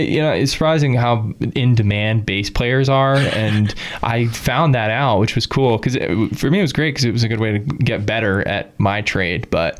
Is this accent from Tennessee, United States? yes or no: no; New York, United States; now in Colorado, United States; I'm from New York. I don't have a crazy story other than I moved out here on a whim